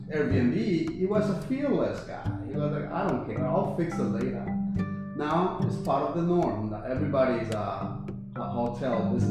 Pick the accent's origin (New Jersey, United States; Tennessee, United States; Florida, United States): New Jersey, United States; West New York; I'm from West New York.